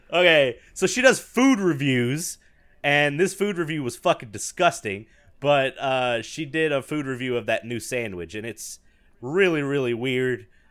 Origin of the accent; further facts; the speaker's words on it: the South, United States; I'm from the South